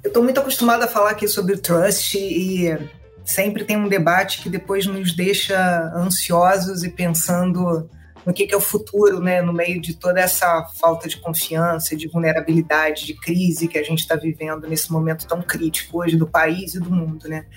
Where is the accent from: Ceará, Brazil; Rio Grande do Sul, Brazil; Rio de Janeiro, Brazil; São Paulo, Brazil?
Rio de Janeiro, Brazil; eu sou carioca, moro no Rio também